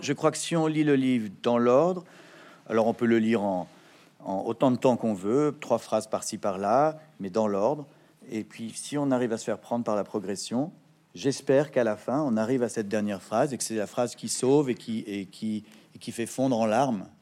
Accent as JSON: {"language": "French", "town": "Paris", "region": "Île-de-France", "country": "France", "tie": "born or raised there", "also_born_or_lived": "Neuilly-sur-Seine", "said": "Je suis né à Neuilly-sur-Seine et j'ai grandi à Paris"}